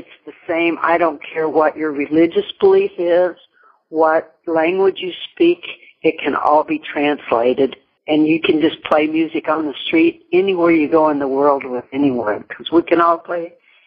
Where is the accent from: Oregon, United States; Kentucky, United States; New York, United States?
Kentucky, United States; Meade County; also born or lived in Williamsburg, Kentucky / Louisville, Kentucky; now in Oklahoma, United States; I grew up on a farm in Meade County, Kentucky, which is about 35 miles southwest of Louisville